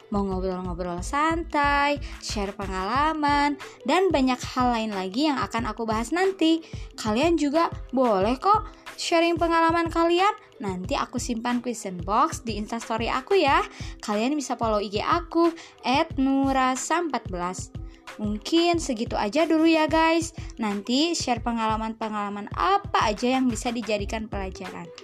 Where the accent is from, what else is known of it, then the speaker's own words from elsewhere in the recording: Bandung, West Java, Indonesia; born there; Aku kelahiran Bandung 14 Januari 2001